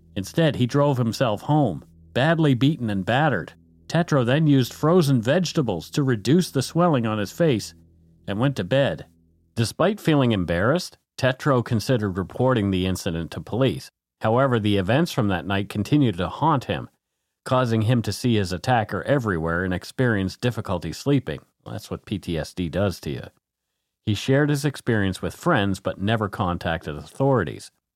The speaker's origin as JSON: {"language": "English", "country": "Canada", "said": "We are ordinary Canadian schmucks"}